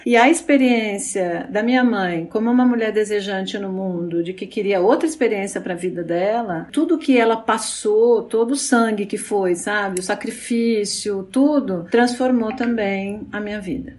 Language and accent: Portuguese; São Paulo, Brazil; eu nasci em São Paulo, eu sou a segunda filha de três filhos, de um casal de professores